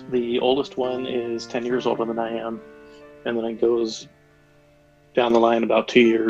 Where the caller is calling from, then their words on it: Denver, Colorado, United States; I'm calling from Denver, Colorado.